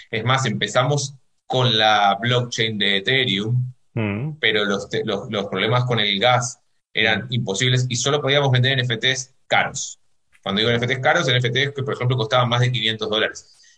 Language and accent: Spanish; Argentina; yo lo digo como argentino, en Argentina nadie apuesta por la moneda local, que es el peso, porque el peso devalúa